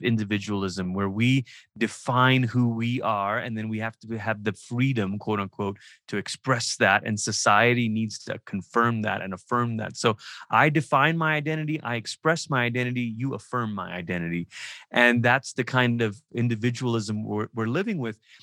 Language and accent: English; Malaysia; moved away; I'm from Malaysia, I grew up in Malaysia.